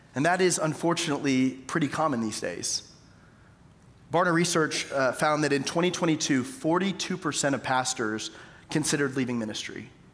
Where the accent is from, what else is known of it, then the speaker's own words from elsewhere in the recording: Tyler, Texas, United States; moved away as an adult; also born or lived in Jackson; East Texas, where I'm from. I'm from Tyler